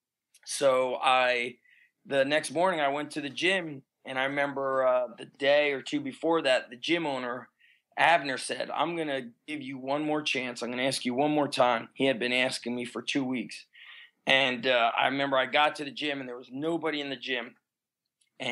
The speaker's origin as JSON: {"language": "English", "region": "New Jersey", "country": "United States", "tie": "born or raised there", "also_born_or_lived": "Israel / Bronx, New York", "said": "We lived in the Bronx for about 4 years, and then we moved to New Jersey."}